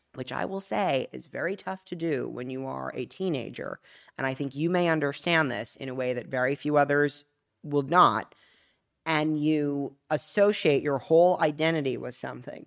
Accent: Palm Beach, Florida, United States; from South Florida, from Palm Beach, Florida

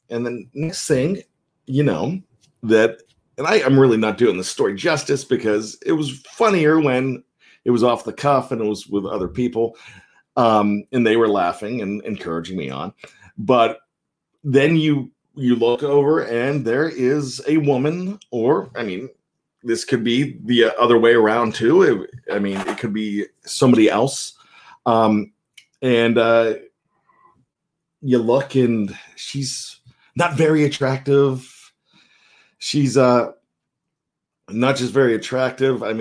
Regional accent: Johnstown, Pennsylvania, United States; a young lad growing up in Johnstown, Pennsylvania.

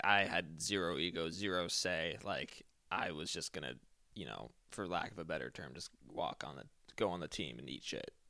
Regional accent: Eugene, Oregon, United States; I was born and raised in Eugene, Oregon

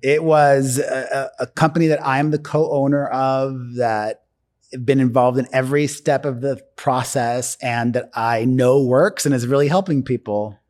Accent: Miami, Florida, United States; moved away; I'm from Miami

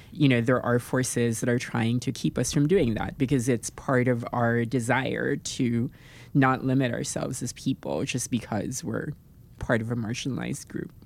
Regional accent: Philippines; moved away; I come from the Philippines

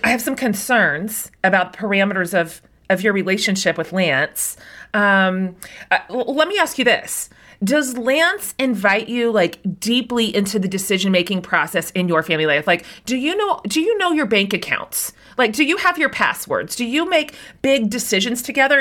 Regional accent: Kansas, United States; I grew up in Kansas

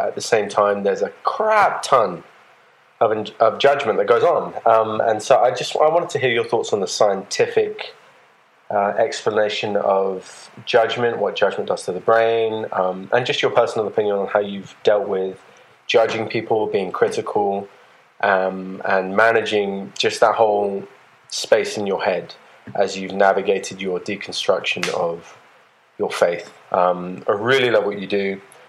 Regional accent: England, United Kingdom; now in Atlanta, United States; I'm from England originally. I live in Atlanta now.

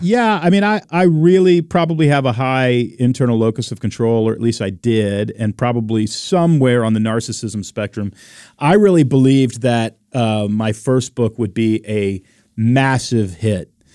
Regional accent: Texas, United States; moved away as an adult; also born or lived in Oregon; I'm from Texas

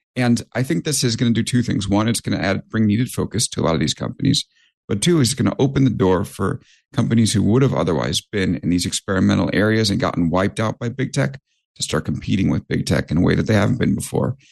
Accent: New York, United States; I'm a New Yorker

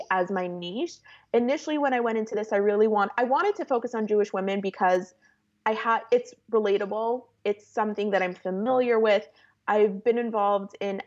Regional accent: Toronto, Ontario, Canada; moved away as an adult; now in California, United States; born and raised in Toronto, I grew up in a yeshivish community.

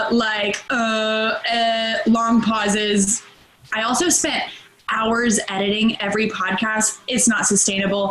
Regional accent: Charlotte, North Carolina, United States; moved away as an adult; also born or lived in Arizona; now in Charleston, United States; I'm from Charlotte, North Carolina. I'm in Charleston now

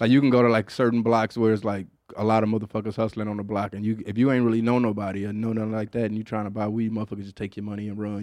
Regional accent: Michigan, United States; moved away as an adult; now in Austin, United States; growing up in Michigan

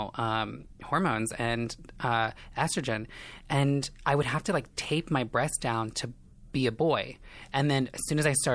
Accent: Indiana, United States; moved away as an adult; now in Los Angeles, United States; I am from Indiana, small town. I kind of grew up in a trailer park situation

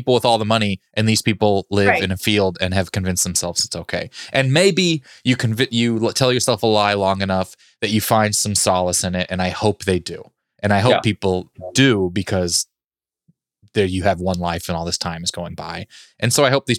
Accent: Kansas City, United States; I grew up in Kansas City

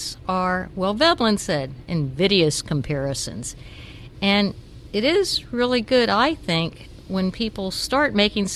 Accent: the South, United States; I grew up in the South.

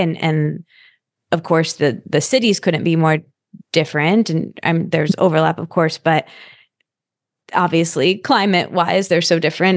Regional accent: East Lansing, Michigan, United States; also born or lived in New York; I'm from East Lansing, so I grew up there and I went to school there too

